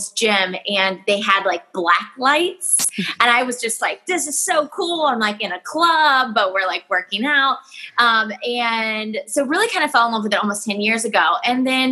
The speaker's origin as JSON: {"language": "English", "town": "Waynesville", "region": "Ohio", "country": "United States", "tie": "born or raised there", "also_born_or_lived": "Tampa, Florida", "said": "I'm from Waynesville. I grew up Waynesville, small town"}